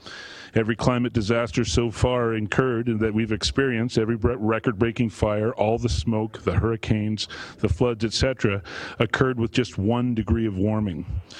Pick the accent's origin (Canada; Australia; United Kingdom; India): Canada; Calgary, Alberta; born there; I was born in Calgary, but I kind of moved all over Canada until moving back some time ago.